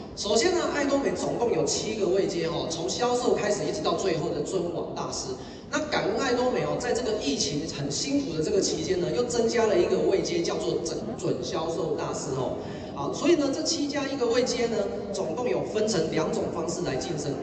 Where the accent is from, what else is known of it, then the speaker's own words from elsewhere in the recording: Keelung, Taiwan; 我老家呢，在基隆，我爸妈他是经营一间小家具店的